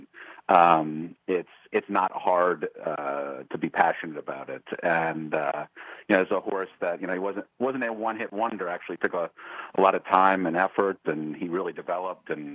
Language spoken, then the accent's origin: English; Boston, Massachusetts, United States; I grew up in Boston